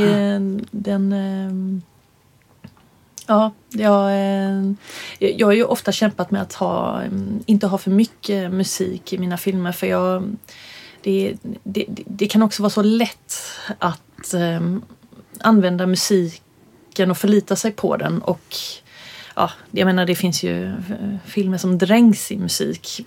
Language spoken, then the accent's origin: Swedish; Örkelljunga, Skåne, Sweden; also born or lived in Stockholm; vi båda gick folkdans i Örkelljunga. När vi flyttade ner från Stockholm så var det det första jag slussades in i som förortsbarn